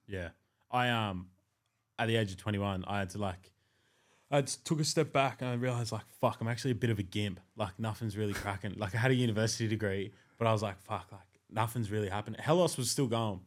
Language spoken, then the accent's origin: English; Blue Mountains, New South Wales, Australia; I'm from the Blue Mountains